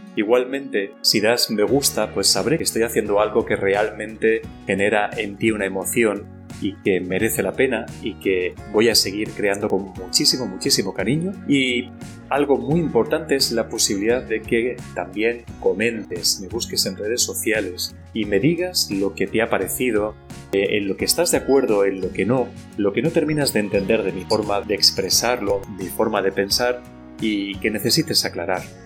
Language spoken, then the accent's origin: Spanish; Spain; con nosotros como pueblo español